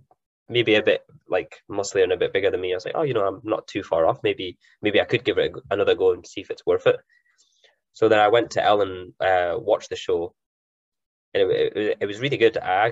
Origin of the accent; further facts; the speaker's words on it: Elgin, Scotland, United Kingdom; also born or lived in Aberdeen; I was actually born in Elgin, so I'm originally from Elgin myself. Elgin boy. So I came back up, I was like 18 or 19.